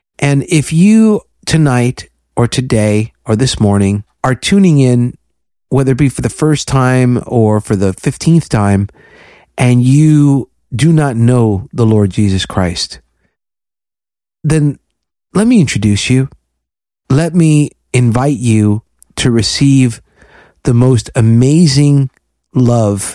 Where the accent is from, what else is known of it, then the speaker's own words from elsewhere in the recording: Florida, United States; I'm from Florida